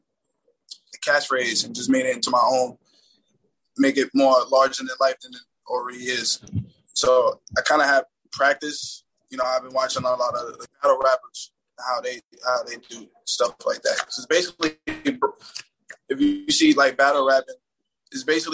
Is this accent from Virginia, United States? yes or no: no; New York, United States; I grew up in Harlem